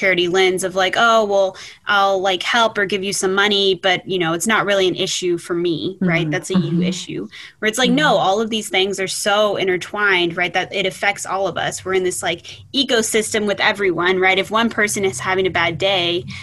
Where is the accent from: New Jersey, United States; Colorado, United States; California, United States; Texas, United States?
Texas, United States; Fort Worth; moved away as an adult; also born or lived in Ithaca, New York; now in Cortland, United States; I'm originally from Fort Worth, Texas